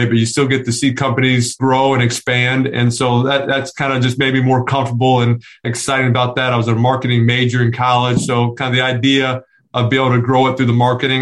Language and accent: English; New Orleans, Louisiana, United States; We grew up in Louisiana